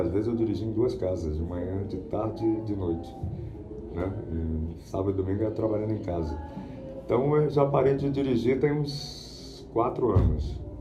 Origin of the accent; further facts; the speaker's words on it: Rio de Janeiro, Brazil; eu sou do Rio